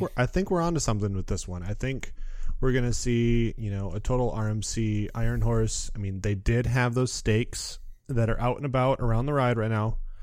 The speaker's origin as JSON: {"language": "English", "town": "Muskegon", "region": "Michigan", "country": "United States", "said": "I'm from Muskegon, Michigan, so we had Michigan's Adventure"}